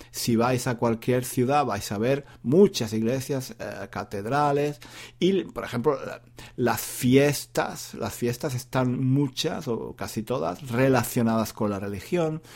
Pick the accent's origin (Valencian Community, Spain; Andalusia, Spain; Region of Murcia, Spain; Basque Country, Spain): Andalusia, Spain; Granada; moved away; en Granada, por ejemplo, que es mi ciudad natal